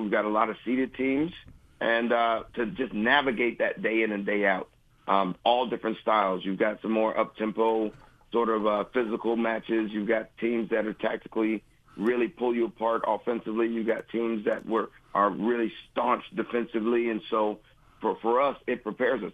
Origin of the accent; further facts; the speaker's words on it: Huntsville, Alabama, United States; now in Athens, United States; I grew up in Huntsville, Alabama